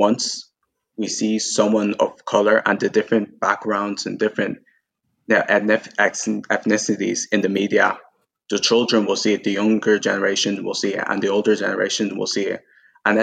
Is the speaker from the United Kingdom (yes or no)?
no; Ireland; I may not be Irish in blood, but I was born here and I grew up here